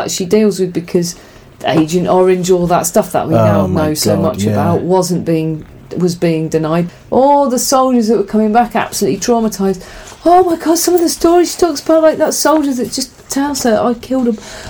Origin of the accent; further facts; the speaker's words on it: England, United Kingdom; we're English